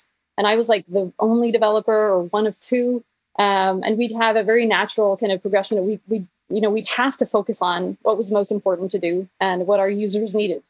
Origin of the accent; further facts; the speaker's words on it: Norway; I am Norwegian, or I'm half American technically, I guess, but I'm a Norwegian developer